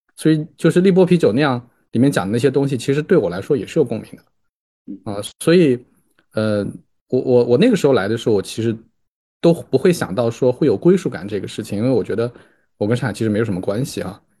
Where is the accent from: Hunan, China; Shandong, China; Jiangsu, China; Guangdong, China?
Jiangsu, China; moved away as an adult; now in Shanghai, China; 我是江苏人